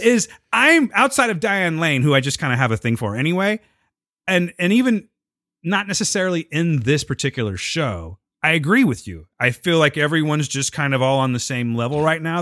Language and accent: English; Pinedale, California, United States; I grew up in Pinedale, okay? Pinedale, California